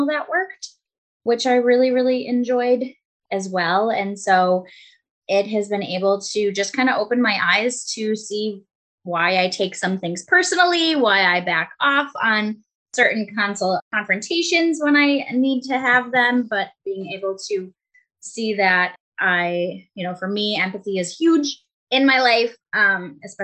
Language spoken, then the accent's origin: English; Buffalo, New York, United States; I'm from Buffalo, New York